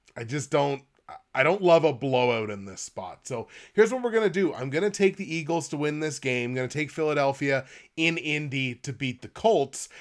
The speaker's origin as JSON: {"language": "English", "region": "Nova Scotia", "country": "Canada", "said": "I'm from Nova Scotia"}